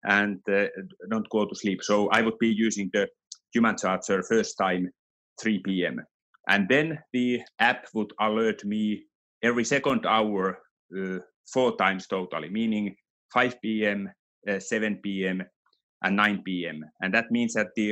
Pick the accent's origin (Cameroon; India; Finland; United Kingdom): Finland; now in Switzerland; Even though I'm from Finland originally, our company is from Finland, but I live here, so my home is here in Switzerland